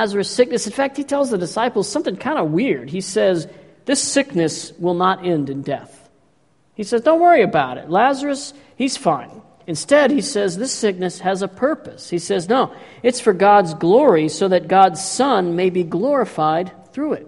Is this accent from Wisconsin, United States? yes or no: no; Texas, United States; I grew up in Texas.